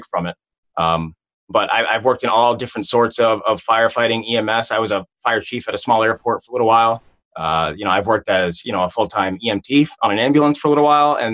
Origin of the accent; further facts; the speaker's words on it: New England, United States; I grew up in New England. I'm from the Northeast, East Coast, USA